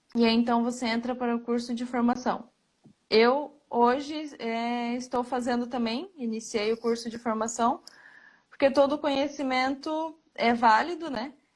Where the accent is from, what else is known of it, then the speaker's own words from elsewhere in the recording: Joinville, Santa Catarina, Brazil; sou de Joinville, Santa Catarina